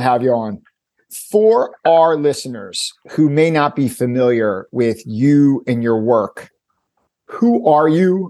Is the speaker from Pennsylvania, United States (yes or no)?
yes; Philadelphia, Pennsylvania, United States; Growing up in Philly myself